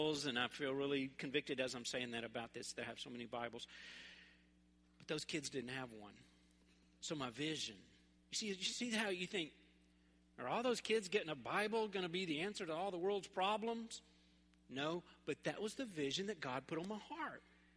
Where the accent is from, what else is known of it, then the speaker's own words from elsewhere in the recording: Memphis, Tennessee, United States; where I grew up in North Memphis